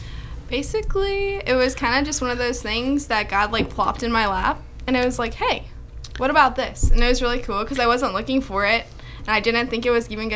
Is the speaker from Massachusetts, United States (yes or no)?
no; Warrenton, Missouri, United States; I am from Warrenton.